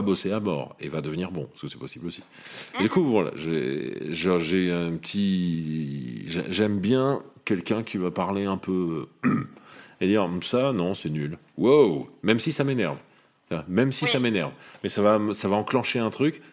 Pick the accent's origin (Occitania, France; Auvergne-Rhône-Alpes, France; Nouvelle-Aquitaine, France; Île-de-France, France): Auvergne-Rhône-Alpes, France; Lyon; je suis né à Lyon.